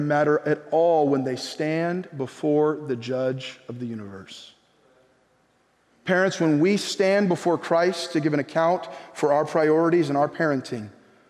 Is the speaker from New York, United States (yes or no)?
no; California, United States; also born or lived in Bay Area / Orange County; coming from California